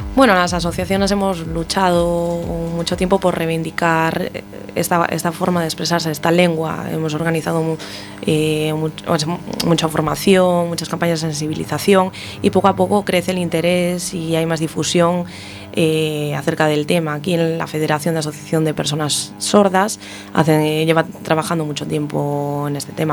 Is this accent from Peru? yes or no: no; Ferrol, Galicia, Spain; en Ferrol, por ejemplo, que es de donde soy yo